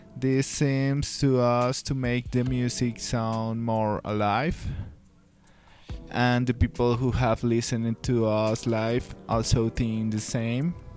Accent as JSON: {"language": "English", "town": "Villavicencio", "region": "Meta", "country": "Colombia", "tie": "born or raised there", "moved": "yes", "lives_now": "Bogota, Colombia", "said": "we grew up in Villavicencio"}